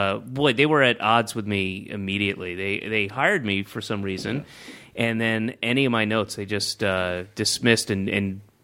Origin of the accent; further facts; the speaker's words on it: the South, United States; I grew up in the South, and he is the epitome of that kind of white Baptist kind of like, his voice is like this.